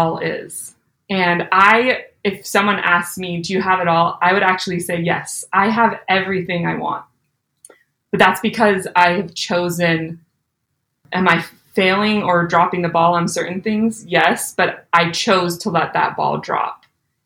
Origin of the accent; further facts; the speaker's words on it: Alberta, Canada; moved away as an adult; also born or lived in Utah / Louisville, Kentucky; I was born and raised in Alberta, Canada